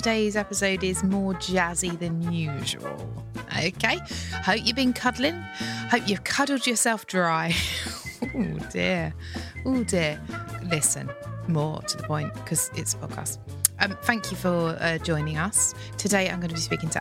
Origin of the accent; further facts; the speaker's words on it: Broadstairs, South East England, United Kingdom; I'm kind of from Broadstairs